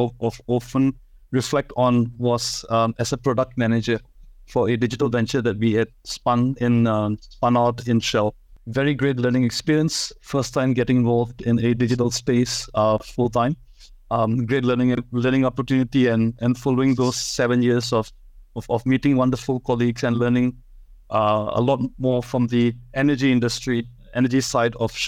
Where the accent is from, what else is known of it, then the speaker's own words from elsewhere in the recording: Singapore; So I'm Singaporean. I'm born in Singapore and I've spent most of my life out here.